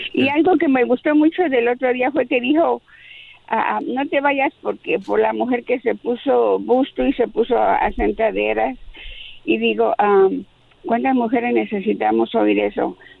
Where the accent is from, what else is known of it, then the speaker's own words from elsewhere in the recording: Mexico City, Mexico; de la Ciudad de México como yo